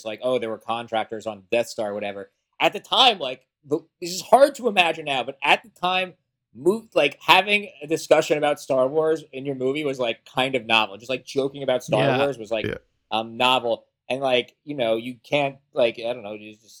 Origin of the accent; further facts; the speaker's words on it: New Jersey, United States; I'm from New Jersey, so I grew up like idolizing Kevin Smith, loving Clerks. I was like 14 or 15.